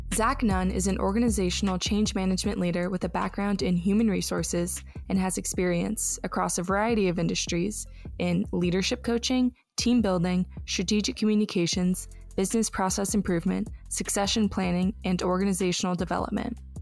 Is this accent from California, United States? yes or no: yes; Los Angeles, California, United States; now in Austin, United States; I'm from Los Angeles originally